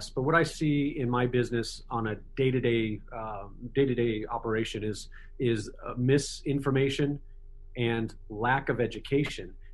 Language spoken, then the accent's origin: English; United States